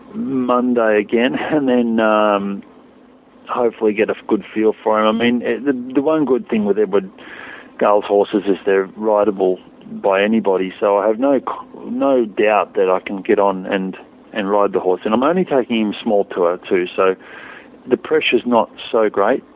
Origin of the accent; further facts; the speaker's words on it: Australia; an Australian rider